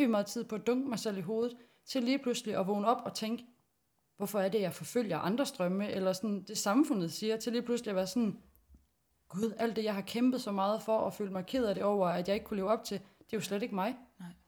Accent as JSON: {"language": "Danish", "region": "West Jutland", "country": "Denmark", "said": "Jeg kommer ude vestfra. Helt der uge, hvor krav er de vandet der. Og hvor det lugter af penge, hver gang det bliver pløjt."}